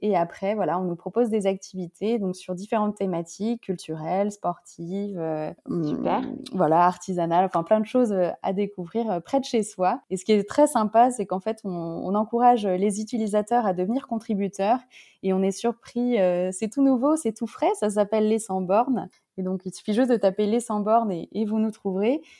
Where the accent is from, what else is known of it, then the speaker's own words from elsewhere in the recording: Paris, Île-de-France, France; j'ai grandi à Paris